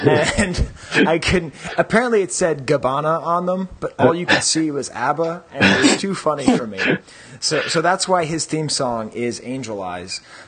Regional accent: Boston, Massachusetts, United States; I'm from Boston

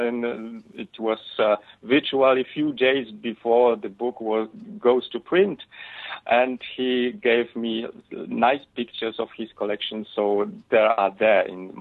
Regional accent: Poland; English is a second language; And I was born in Poland. I was grown up here

